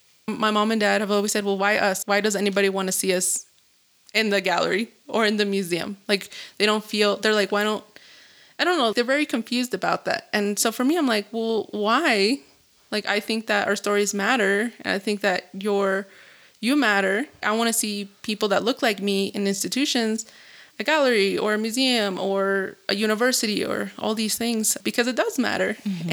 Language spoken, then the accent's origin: English; Zacatecas, Mexico; And I was like, well, I'm from Zacatecas. Like, we say things differently.